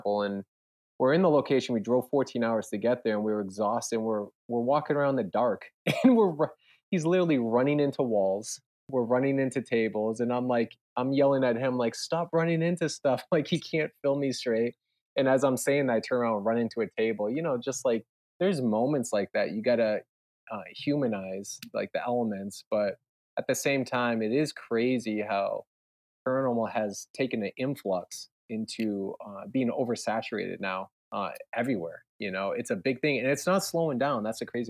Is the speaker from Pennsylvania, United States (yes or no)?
no; New Hampshire, United States; also born or lived in San Jose, California; I was born in San Jose, but I moved to New Hampshire when I was one